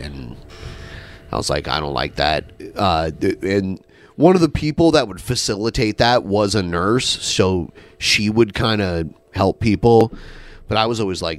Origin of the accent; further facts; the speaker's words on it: Midwest, United States; accent: Midwestern; moved away; my Midwestern accent comes out